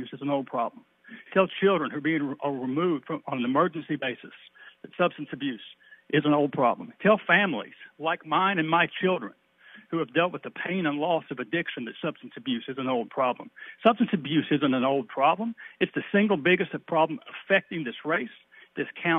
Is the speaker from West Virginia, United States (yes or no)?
yes; Chapmanville, West Virginia, United States; moved away as an adult; now in Charleston, United States; I grew up in Chapmanville, down in Hidden Valley, across from Larry and Linda Coffendaffer, and went to Chapmanville High School